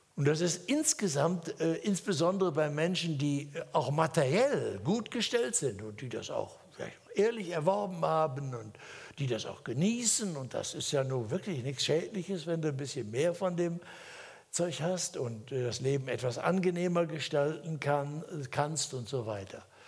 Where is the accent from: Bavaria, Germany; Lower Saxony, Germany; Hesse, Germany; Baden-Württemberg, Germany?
Hesse, Germany; moved away; in Hessen, da wo ich herkomme